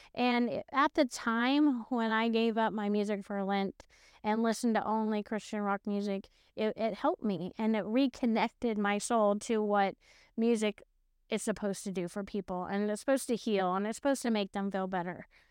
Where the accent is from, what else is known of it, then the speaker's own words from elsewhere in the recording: Oklahoma, United States; moved away; also born or lived in California / Texas; I grew up in Oklahoma, I moved to California